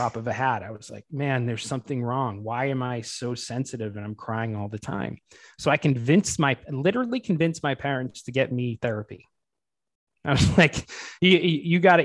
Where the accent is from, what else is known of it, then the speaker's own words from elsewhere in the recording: Boston, Massachusetts, United States; moved away as an adult; now in Los Angeles, United States; I grew up in the Boston area, Boston, Massachusetts, which is the East Coast.